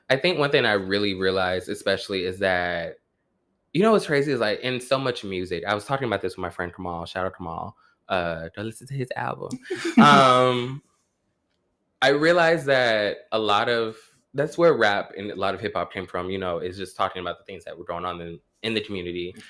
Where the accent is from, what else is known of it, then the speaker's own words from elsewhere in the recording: New York, United States; i'm from new york you're from New York. The suburbs, though.